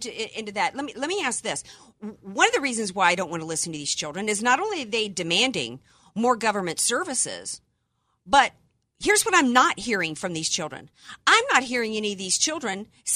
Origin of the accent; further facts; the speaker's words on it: Cajun, Southern, Louisiana, United States; I am American by birth and Cajun and Southern by the grace of God